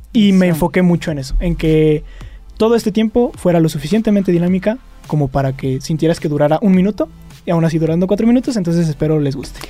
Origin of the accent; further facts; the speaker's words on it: Fresnillo, Zacatecas, Mexico; moved away as an adult; now in Aguascalientes, Mexico; Soy de Fresnillo, Zacatecas.